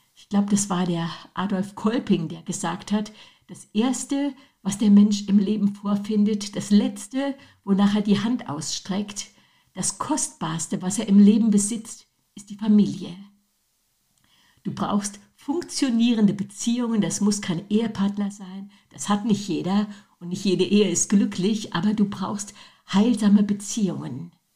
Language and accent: German; Germany; wir Deutsche